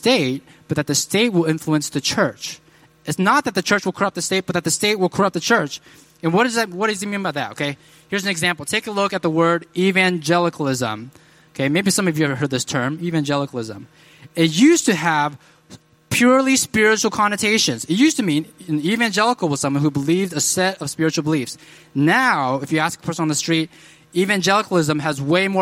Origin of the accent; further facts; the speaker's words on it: United States; My parents immigrated here, and I'm really thankful I grew up here as opposed to China, communist China, where they grew up